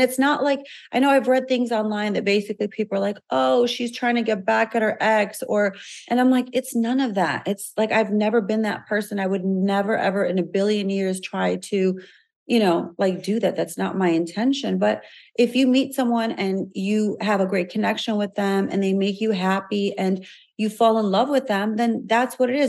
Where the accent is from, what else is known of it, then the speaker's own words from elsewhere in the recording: Chicago, Illinois, United States; we're both from Chicago, we both grew